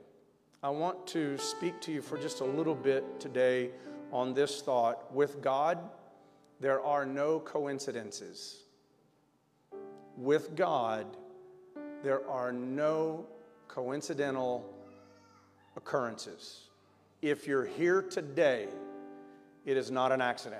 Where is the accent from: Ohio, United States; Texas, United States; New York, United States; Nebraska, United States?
Texas, United States; Victoria; I'm going to Crane Junior High in Victoria, Texas